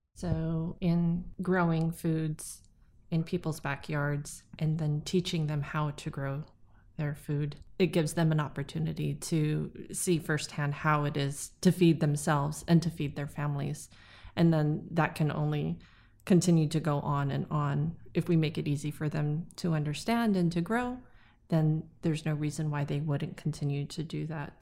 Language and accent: English; Haliimaile, Hawaii, United States; Being born and raised on the island, um, really gave me a sense of connectiveness, and, uh, I don't know any other home